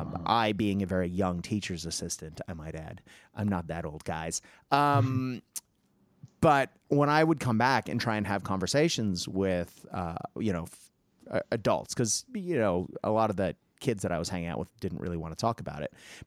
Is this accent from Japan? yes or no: yes; Japan; if I was walking around talking about my time growing up in Nippon or Nihon, people wouldn't have any idea what I was talking about because we call it Japan.